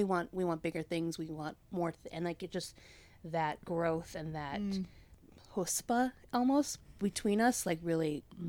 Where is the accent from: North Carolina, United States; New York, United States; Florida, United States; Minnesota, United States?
Minnesota, United States; Brooklyn Park; moved away as an adult; also born or lived in Phoenix, Arizona; now in Los Angeles, United States; I am actually from the Twin Cities. I was born and raised in Brooklyn Park, and then I moved to Phoenix for school. And met these ladies and have lived in L.A. now.